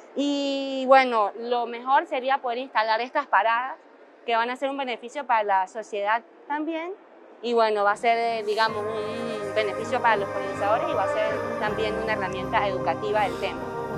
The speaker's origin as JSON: {"language": "Spanish", "country": "Venezuela", "moved": "yes", "said": "soy biólogo de Venezuela."}